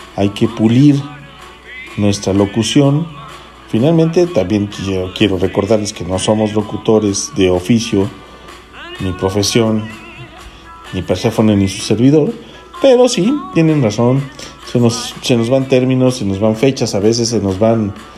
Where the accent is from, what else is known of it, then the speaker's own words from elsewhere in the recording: Federal District, Mexico City, Mexico; este comentario viene desde el Distrito Federal, saludo para mi tierra